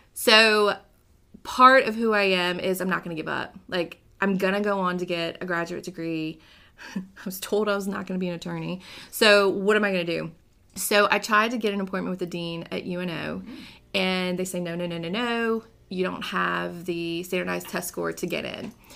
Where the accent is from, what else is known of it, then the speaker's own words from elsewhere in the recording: New Orleans, Louisiana, United States; now in Baton Rouge, United States; I was born and raised in New Orleans, Louisiana